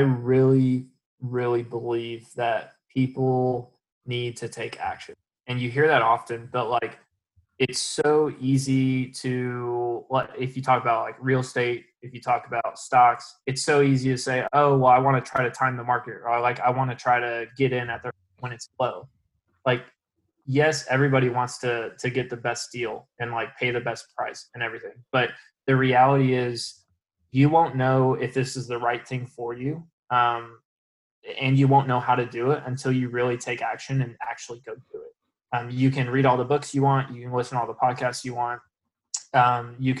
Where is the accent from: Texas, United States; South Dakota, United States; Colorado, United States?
Texas, United States; Dallas; now in Orlando, United States; I'm from Dallas